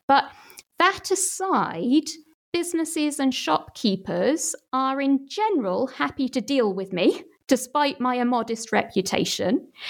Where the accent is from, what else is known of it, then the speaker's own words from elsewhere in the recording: Manchester, North West England, United Kingdom; my hometown, Manchester